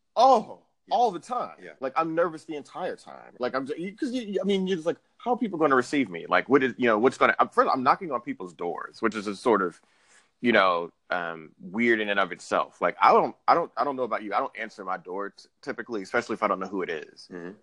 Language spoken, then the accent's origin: English; Houston, Texas, United States; now in New York, United States; I'm from Houston, Texas.